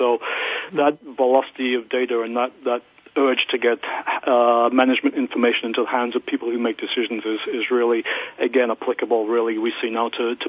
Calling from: Gloucester, Massachusetts, United States; I am in my home in Gloucester, Massachusetts right now.

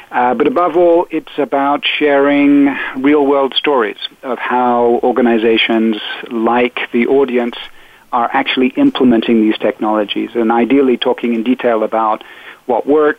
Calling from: Port Moody, British Columbia, Canada; I am calling you today from a little town called Port Moody on the outskirts of Vancouver.

